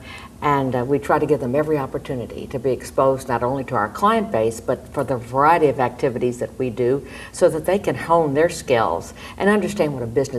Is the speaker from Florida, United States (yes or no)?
no; Galveston, Texas, United States; now in Houston, United States; as a child growing up in Galveston